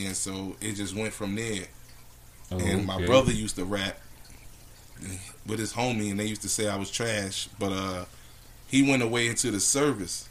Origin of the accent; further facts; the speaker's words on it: Philadelphia, Pennsylvania, United States; moved away; when I went back to Philly.